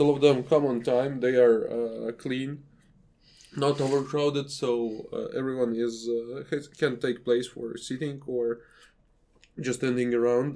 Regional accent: Riga, Latvia; my hometown of Riga

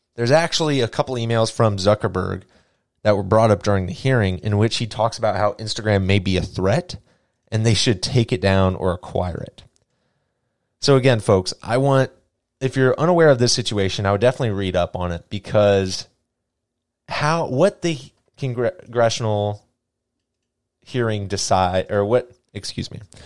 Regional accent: United States; I am an American

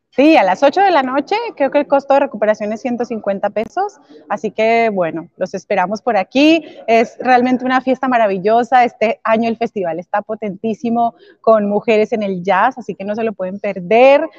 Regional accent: Colombia; yo nací, crecí en Colombia

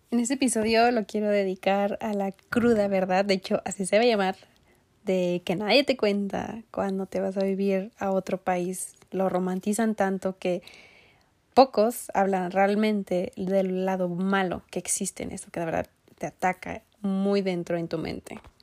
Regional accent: Mexico; moved away as an adult; hasta que salí de México

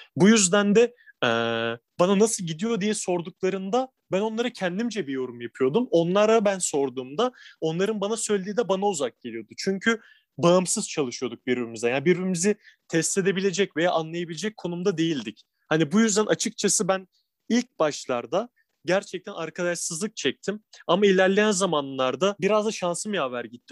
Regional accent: İzmir, Turkey; moved away as an adult; now in Istanbul, Turkey; Tabii, İzmirliyim ben. Şu an Edremit'te ailem yaşıyor.

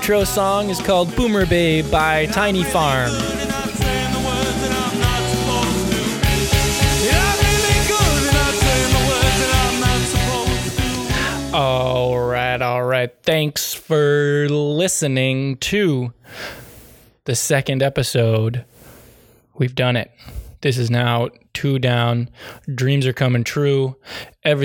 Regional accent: New England, United States; I'm from New England

